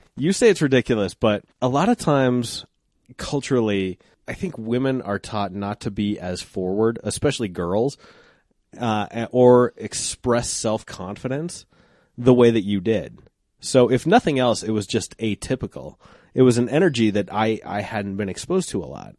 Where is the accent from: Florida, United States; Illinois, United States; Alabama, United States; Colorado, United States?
Colorado, United States; Applewood; when I grew up in Applewood, I used to ride my bike to school